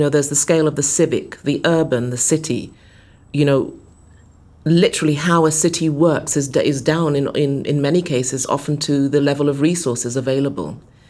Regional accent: Ghana; one of the byproducts of growing up in Ghana, in West Africa, you know, during the 60s and 70s, as I did as a child

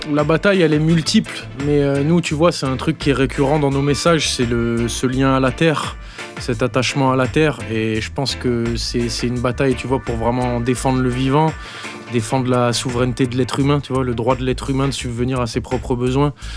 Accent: New Caledonia; moved away; je suis de Nouvelle-Calédonie. Et en Nouvelle-Calédonie, on a une grosse culture reggae

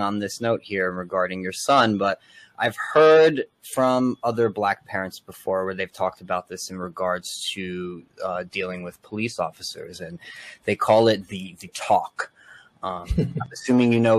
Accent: Elizabeth, New Jersey, United States; I'm from Elizabeth, Union County.

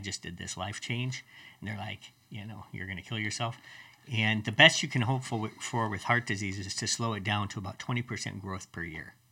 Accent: Colorado, United States; I grew up in Colorado

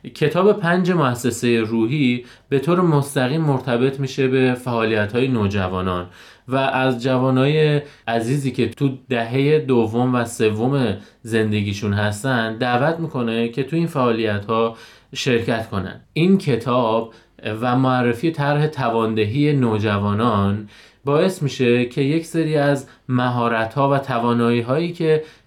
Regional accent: Lalejin, Hamadan Province, Iran; 33 ساله متولد شهر لالجین همدان

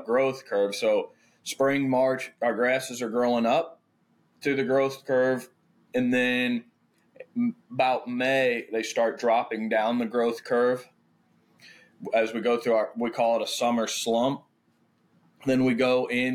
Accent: St. Louis County, Missouri, United States; also born or lived in Jackson Hole, Wyoming; now in Owensville, United States; I grew up, born and raised St. Louis County

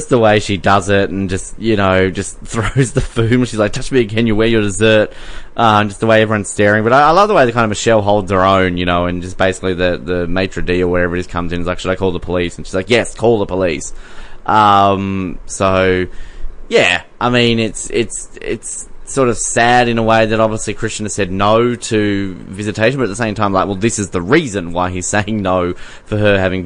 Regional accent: Tasmania, Australia; I'm from Tasmania

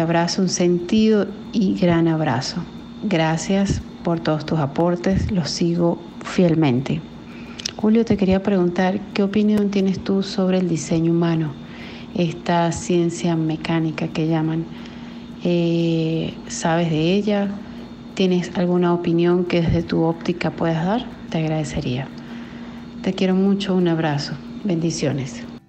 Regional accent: Venezuela; now in Colombia; soy de Venezuela, pero por situaciones de migración, pues estoy acá en Colombia

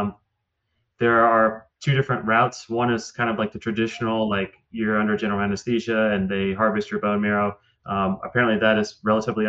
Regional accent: Mississippi, United States; I'm from Mississippi

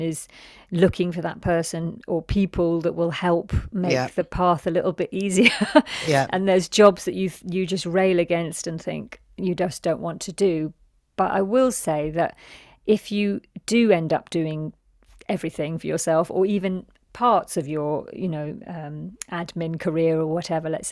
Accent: London, United Kingdom; my reality of growing up in London

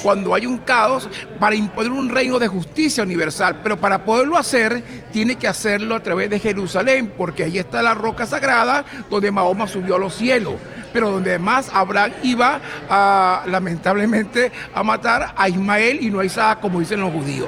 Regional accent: Venezuela; now in United States; somos venezolanos

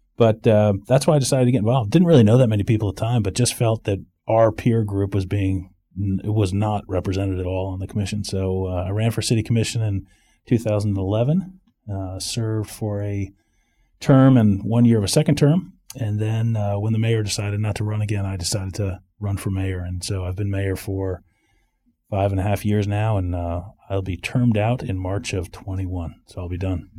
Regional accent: Rye, New York, United States; moved away as an adult; also born or lived in Greenwich, Connecticut / Maryland / San Francisco; now in Winter Park, United States; I was born in Greenwich, Connecticut, grew up in Rye, New York

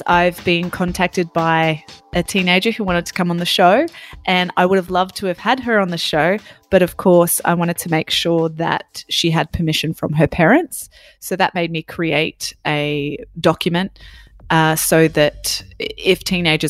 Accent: Australia; now in France; I'm from Australia and I'm currently living in France.

